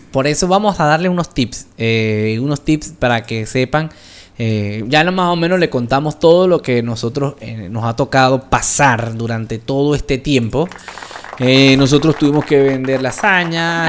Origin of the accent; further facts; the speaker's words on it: Venezuela; now in Colombia; nosotros somos extranjeros en Colombia, porque somos venezolanos, pero tenemos tiempo ya en Colombia.